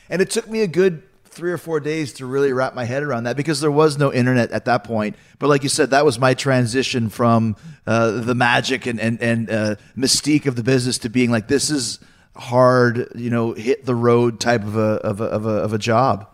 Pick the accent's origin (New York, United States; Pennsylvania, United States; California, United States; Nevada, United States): New York, United States; Long Island; all three of us here are Long Islanders.